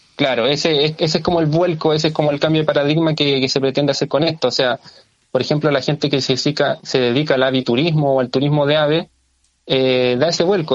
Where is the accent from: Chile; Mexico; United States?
Chile; Lampa, Santiago Metropolitan Region; soy vecino de, de Lampa eh, viví gran parte de mi vida en Lampa